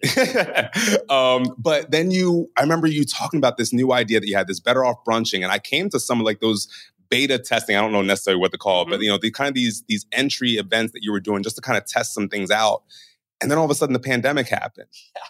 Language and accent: English; Baltimore, Maryland, United States; moved away as an adult; also born or lived in North Jersey; now in New York, United States; I'm originally from Baltimore